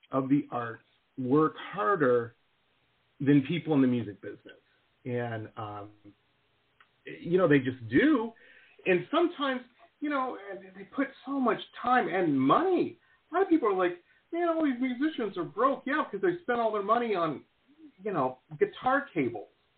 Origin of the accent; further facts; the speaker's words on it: Detroit, Michigan, United States; moved away as an adult; also born or lived in Boston / the West; I grew up in Detroit and in the 80s